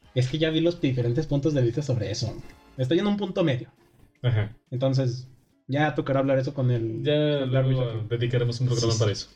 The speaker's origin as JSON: {"language": "Spanish", "country": "Mexico"}